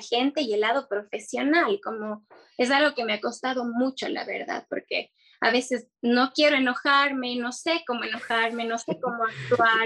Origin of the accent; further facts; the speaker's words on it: Cuenca, Azuay, Ecuador; also born or lived in Quito; soy de Cuenca